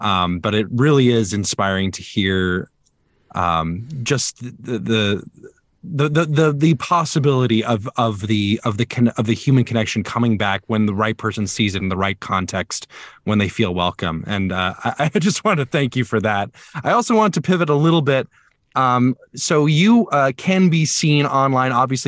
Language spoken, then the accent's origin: English; Alabama, United States; now in Chicago, United States; I'm originally from Alabama, and the opera scene in Alabama is not the same as it is in Chicago.